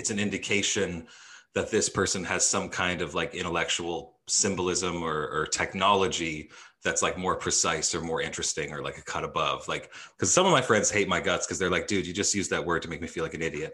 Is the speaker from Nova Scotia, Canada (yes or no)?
no; Edmonton, Alberta, Canada; growing up in Edmonton, there's a big theater community there